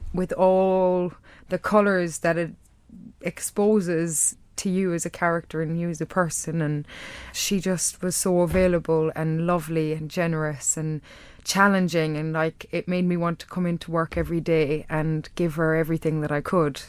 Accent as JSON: {"language": "English", "area": "Kerry", "region": "Munster", "country": "Ireland", "tie": "born or raised there", "accent": "Irish", "moved": "yes", "lives_now": "London, United Kingdom", "said": "I've managed to hold on to my accent. And if I go b-, back to Kerry"}